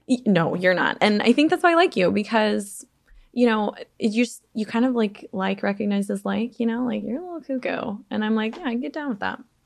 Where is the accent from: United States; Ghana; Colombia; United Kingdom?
United States; Alaska; also born or lived in Chicago suburbs, Illinois; now in Chicago area, United States; little ugly kid with glasses, like, growing up in Alaska